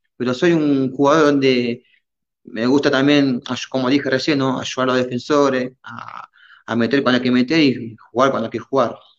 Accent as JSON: {"language": "Spanish", "country": "Argentina", "tie": "born or raised there", "moved": "as an adult", "lives_now": "Peru", "said": "de chico, cuando yo estaba en Argentina"}